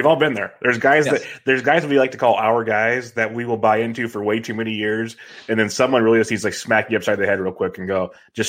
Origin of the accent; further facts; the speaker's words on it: Woodland, California, United States; I grew up in Woodland, close by.